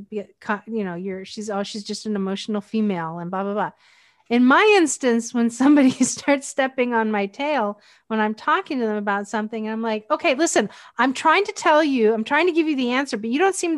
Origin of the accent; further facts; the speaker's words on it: Northwestern Pennsylvania, United States; also born or lived in Hawaii; I grew up in Northwestern Pennsylvania